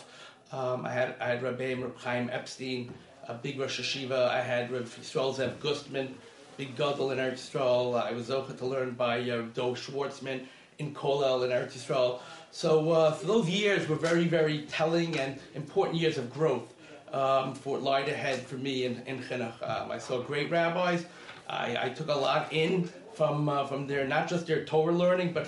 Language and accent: English; New York City, New York, United States; I grew up in Kew Gardens, Kew Garden Hills